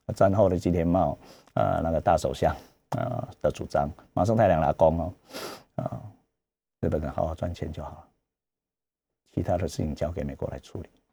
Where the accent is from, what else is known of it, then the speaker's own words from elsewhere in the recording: Taiwan; 我是台湾人